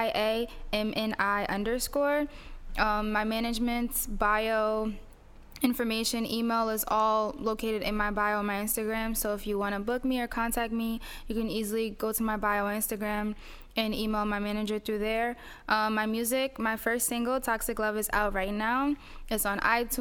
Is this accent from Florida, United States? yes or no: no; East Orange, New Jersey, United States; also born or lived in Newark, New Jersey; I was born in Newark and raised in East Orange. So I was raised in East Orange until I was like 12 years old. And then after that, I just kept moving from town to town